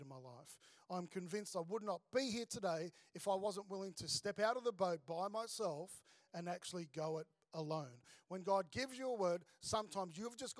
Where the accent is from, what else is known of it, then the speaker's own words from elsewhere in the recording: Melbourne, Victoria, Australia; moved away as an adult; also born or lived in Sydney; now in Gold Coast, Australia; I grew up in Melbourne, became a Christian and had a whole lot of mates around me